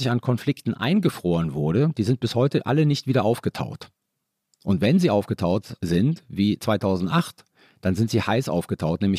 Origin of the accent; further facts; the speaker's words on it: Italy; Bundeswehr hat sich ja für mich nicht gestellt. Ich war Italiener.